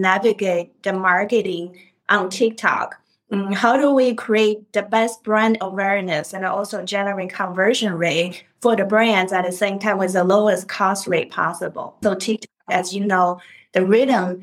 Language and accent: English; China; moved away as an adult; now in United States; I actually born and raised in China